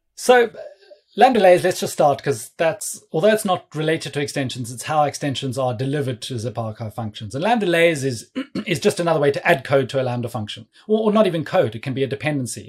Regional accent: South Africa; now in London, United Kingdom; I'm based in London. Um, but yeah, please don't let my accent fool you. I'm actually originally from South Africa

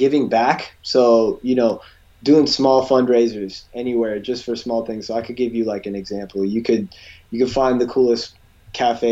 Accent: California, United States; I grew up in California

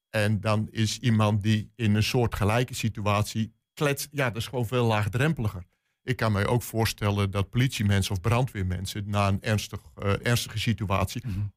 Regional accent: Netherlands; Ja, als Nederlander...

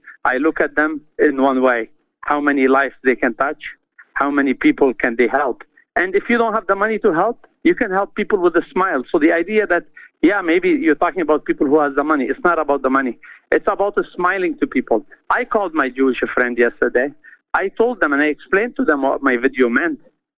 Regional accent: Canada; I mean, I don't define by only Muslim. I'm a Canadian Muslim.

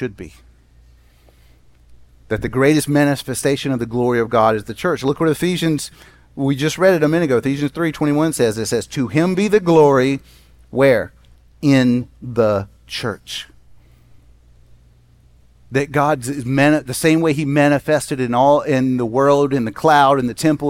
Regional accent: Jackson, Mississippi, United States; When I grew up in Jackson, Mississippi, I lived on a street that had one street light on it.

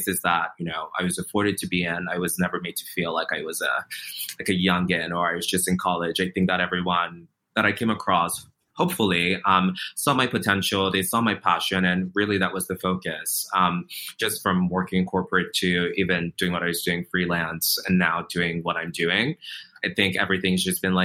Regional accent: Nigeria; also born or lived in Virginia, United States; now in New York City, United States; growing up in Nigeria, living in a place like Virginia

